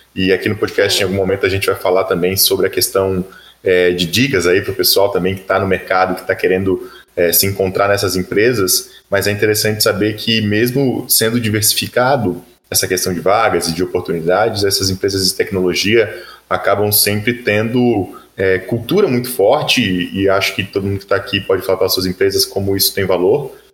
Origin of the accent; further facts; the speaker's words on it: Florianópolis, Santa Catarina, Brazil; sou manezinho de Flanops